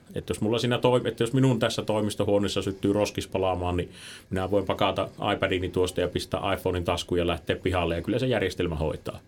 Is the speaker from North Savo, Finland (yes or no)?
yes; Suonenjoki, North Savo, Finland; itehän on taas sit siitä niinku Kuopiosta vähän poispäin